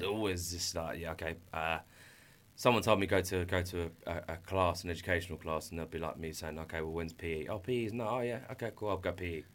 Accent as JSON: {"language": "English", "town": "Brighton", "region": "South East England", "country": "United Kingdom", "tie": "born or raised there", "said": "I grew up here in Brighton since the age of about five, six"}